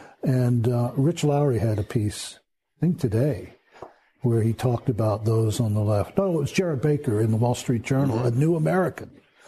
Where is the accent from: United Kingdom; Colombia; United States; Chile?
United Kingdom; England; Growing up in England and seeing in beautiful places like Bath, the fragment marks on the beautiful buildings of the Royal Crescent from the Luftwaffe bombs.